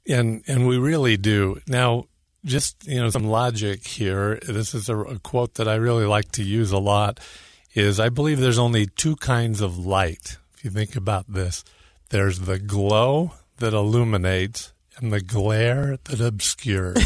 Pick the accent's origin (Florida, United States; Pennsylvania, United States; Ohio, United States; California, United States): California, United States; Northern; moved away as an adult; now in Utah, United States; California, northern originally